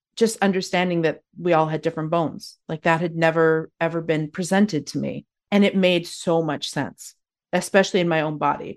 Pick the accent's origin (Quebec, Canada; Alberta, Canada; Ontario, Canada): Alberta, Canada; Calgary; moved away as an adult; now in Victoria, Canada; I'm originally born and raised in Calgary, Alberta